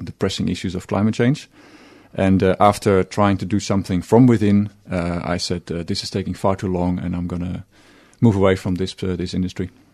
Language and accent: English; Netherlands; moved away as an adult; now in Australia; I'm from Holland